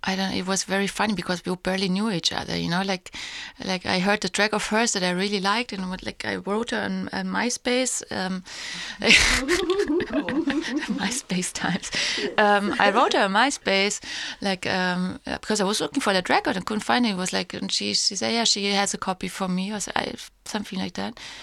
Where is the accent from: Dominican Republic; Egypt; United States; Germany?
Germany; Heidelberg, Baden-Württemberg; moved away; my hometown in Heidelberg